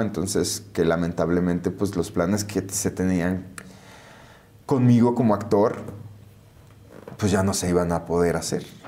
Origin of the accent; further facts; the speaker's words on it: McAllen, Texas, United States; moved away; also born or lived in Mexico / Los Angeles; en McAllen, pues de justo de donde yo soy